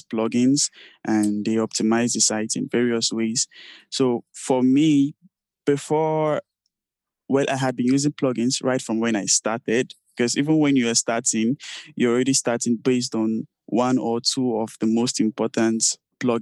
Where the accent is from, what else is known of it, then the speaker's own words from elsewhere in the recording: Nigeria; I'm from Nigeria